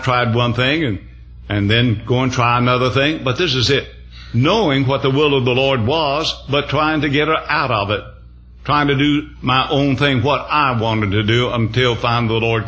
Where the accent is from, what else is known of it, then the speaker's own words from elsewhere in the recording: the South, United States; I came from the South